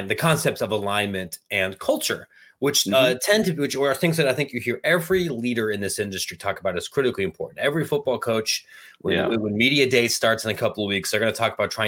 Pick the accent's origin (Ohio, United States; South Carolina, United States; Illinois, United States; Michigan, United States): Ohio, United States; Granville; I'm from Granville